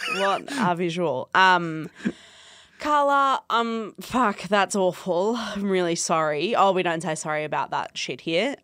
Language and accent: English; Perth, Western Australia, Australia; where I grew up in Perth